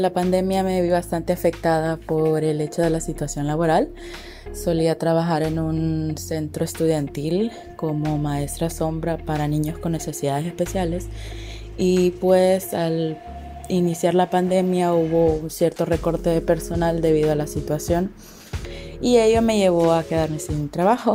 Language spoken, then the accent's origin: Spanish; Honduras; soy de Honduras